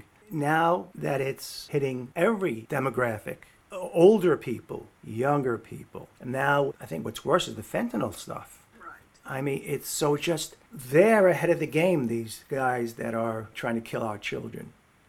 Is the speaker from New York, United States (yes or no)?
yes; New York City, New York, United States; growing up in the Bronx, New York.